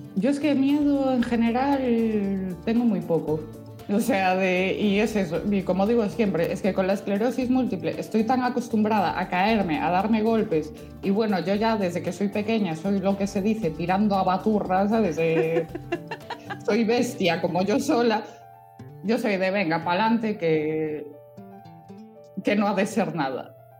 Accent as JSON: {"language": "Spanish", "area": "Vigo area", "region": "Galicia", "country": "Spain", "said": "mi tierra es un lujo para eso"}